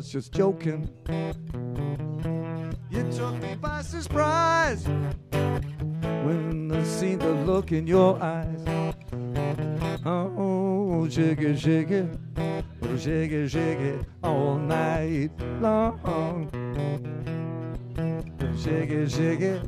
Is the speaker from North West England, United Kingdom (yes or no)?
yes; Liverpool, North West England, United Kingdom; moved away; my hometown, Liverpool